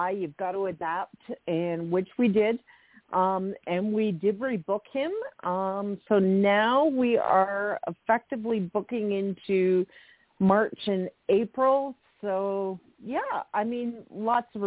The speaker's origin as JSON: {"language": "English", "region": "Texas", "country": "United States", "said": "am a Texan through"}